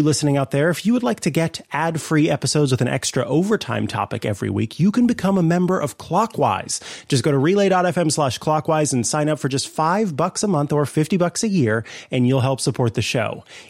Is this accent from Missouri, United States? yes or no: yes; Missouri, United States; now in Northern California, United States; I'm from Missouri where it gets a lot cooler and I do miss that.